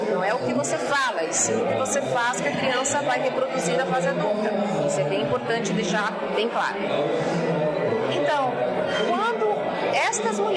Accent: Santa Catarina, Brazil; born there; also born or lived in Brasília; now in Maceió, Brazil; Então, diga de onde você é, sou brasileira. Uhum. Eu nasci nesta cidade, em Santa Catarina, mas eu sou brasileira.

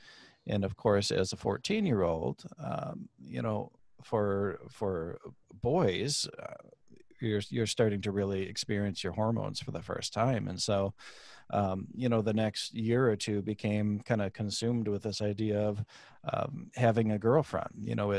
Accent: Michigan, United States; born there; I am from Michigan originally. Yeah. We traveled around the country when I was just a wee baby still. But born in Michigan.

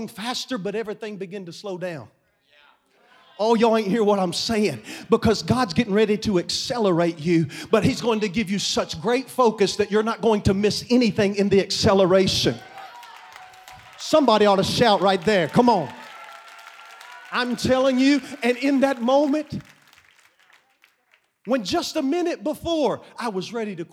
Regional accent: Kentucky, United States; I'm from Kentucky

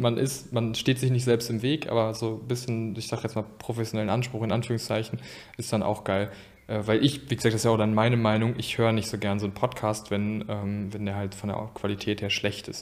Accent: Geldern, North Rhine-Westphalia, Germany; ich komme ja aus Geldern

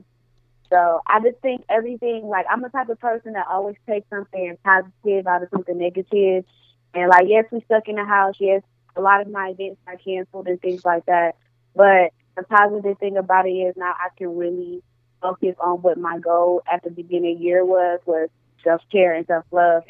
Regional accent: Milwaukee, Wisconsin, United States; now in Atlanta, United States; I'm from Milwaukee, Wisconsin.

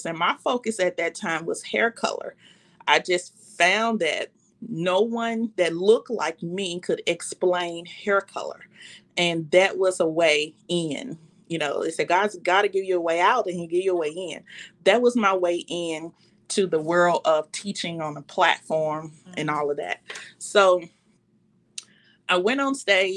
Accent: Memphis, Tennessee, United States; I was from Memphis

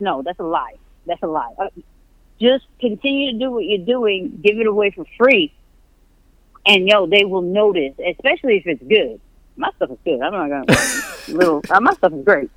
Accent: New York, United States; moved away as an adult; I was born and raised in New York

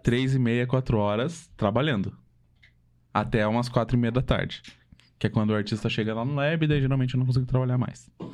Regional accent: Santa Catarina, Brazil; moved away as an adult; now in Curitiba, Brazil; eu e a Carol, a gente é de Santa Catarina, né? E família, amigos, todos de lá ainda

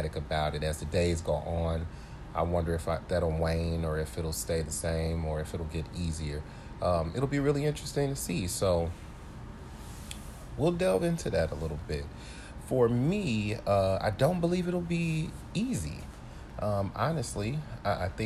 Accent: St. Louis, Missouri, United States; now in Chicago, United States; I am originally from St. Louis, Missouri, so the great majority of my family and friends are there. I'm currently in Chicago

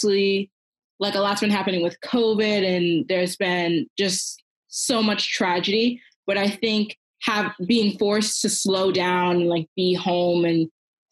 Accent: upstate New York, United States; I am from upstate New York

